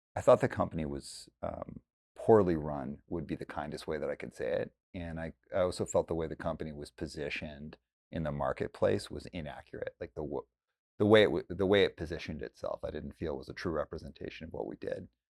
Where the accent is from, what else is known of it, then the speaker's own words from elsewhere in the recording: Calgary, Alberta, Canada; now in Vancouver, Canada; I grew up in Calgary, Alberta